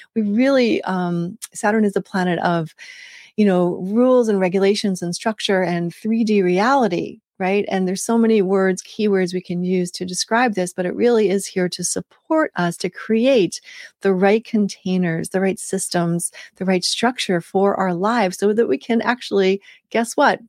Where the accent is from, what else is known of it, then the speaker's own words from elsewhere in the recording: United States; also born or lived in West Africa; as a Westerner, as an American.